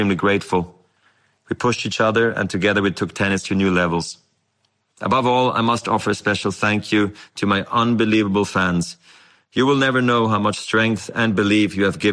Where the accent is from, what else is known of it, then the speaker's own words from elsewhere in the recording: Basel, Basel-Stadt, Switzerland; I was a ball kid in my hometown of Basel